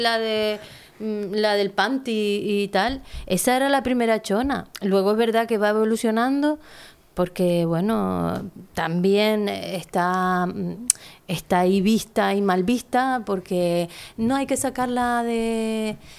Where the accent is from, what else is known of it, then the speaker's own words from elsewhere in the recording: Teror, Canary Islands, Spain; yo nací aquí